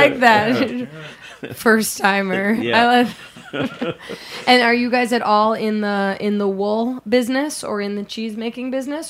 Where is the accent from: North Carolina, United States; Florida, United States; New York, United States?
New York, United States; New York City; grew up here in New York City, and not to say that frozen pizza wasn't, you know